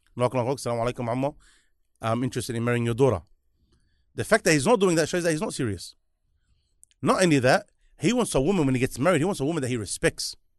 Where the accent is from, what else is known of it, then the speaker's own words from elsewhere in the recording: Sydney, New South Wales, Australia; he smashes me from being from Liverpool